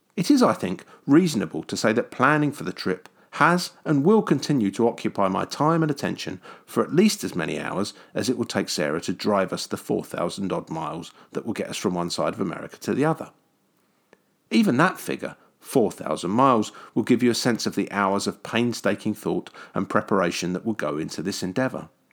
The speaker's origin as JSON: {"language": "English", "country": "United Kingdom", "said": "a kid from the grey and rainy side of the pond"}